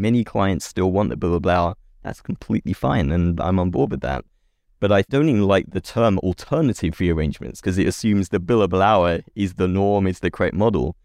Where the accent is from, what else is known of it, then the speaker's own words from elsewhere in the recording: England, United Kingdom; accent: British; now in California, United States; I grew up in England